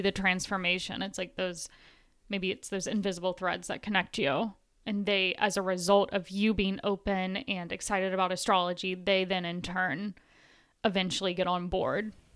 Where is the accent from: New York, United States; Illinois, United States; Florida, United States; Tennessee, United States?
Tennessee, United States; I grew up in Tennessee